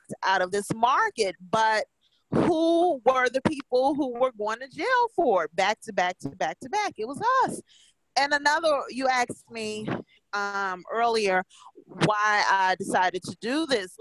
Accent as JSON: {"language": "English", "region": "Illinois", "country": "United States", "moved": "yes", "lives_now": "Indiana, United States", "said": "I'm from Illinois and I live in Indiana"}